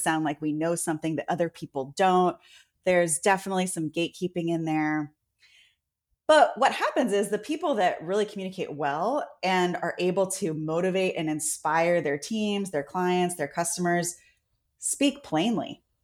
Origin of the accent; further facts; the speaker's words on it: San Francisco, California, United States; I was born in San Francisco.